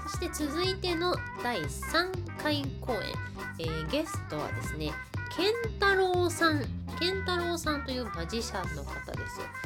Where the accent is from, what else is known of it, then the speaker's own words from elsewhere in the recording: Kansai, Japan; 私関西生まれ関西育ちのはぐれ役者